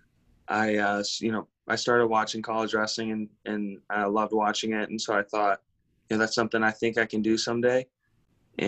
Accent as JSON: {"language": "English", "region": "Minnesota", "country": "United States", "tie": "born or raised there", "also_born_or_lived": "Denver, Colorado", "moved": "as an adult", "lives_now": "Nebraska, United States", "said": "I was born in Denver, Colorado, but I grew up in Minnesota"}